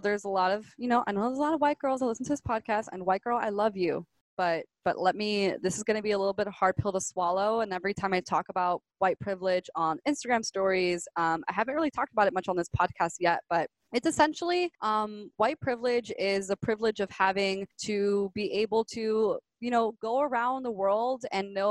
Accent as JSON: {"language": "English", "town": "Miami", "region": "Florida", "country": "United States", "tie": "born or raised there", "also_born_or_lived": "Gainesville", "said": "I was born and raised in Miami."}